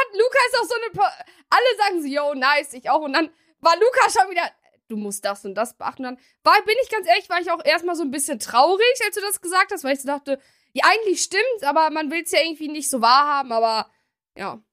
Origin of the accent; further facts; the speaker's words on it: Germany; Wir sind ja auch in Deutschland geboren